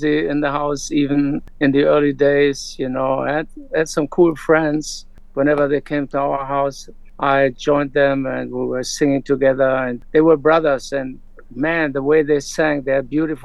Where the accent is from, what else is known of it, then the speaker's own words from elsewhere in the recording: Hanover, Lower Saxony, Germany; I grew up in Germany, Hanover, West Germany at the time, post-war generation.